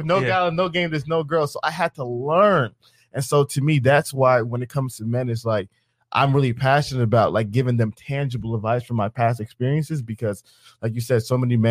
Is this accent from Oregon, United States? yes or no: no; Atlanta, Georgia, United States; I'm from Atlanta. And you got to remember, in a place like Atlanta, it's a culture of flexing, of capping, of spending money.